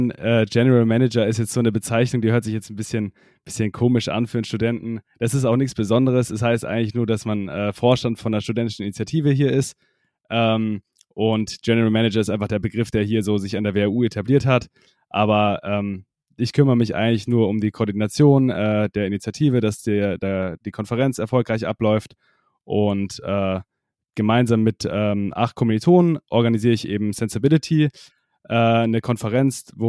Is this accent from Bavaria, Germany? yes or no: yes; Freising, Bavaria, Germany; Genau, also ich komme aus der Nähe von München, also genauer gesagt Freising, das kennt vielleicht nicht jeder.